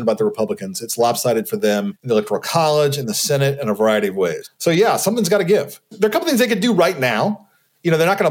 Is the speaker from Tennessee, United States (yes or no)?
yes; Nashville, Tennessee, United States; I'm from Nashville